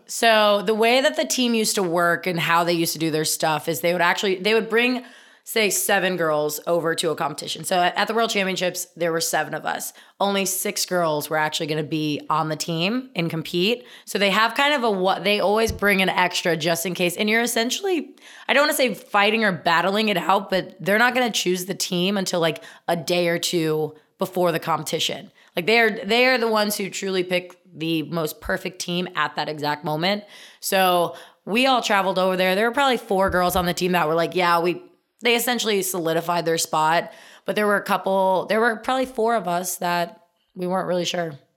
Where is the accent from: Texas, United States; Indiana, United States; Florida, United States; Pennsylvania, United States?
Indiana, United States; I'm from Indiana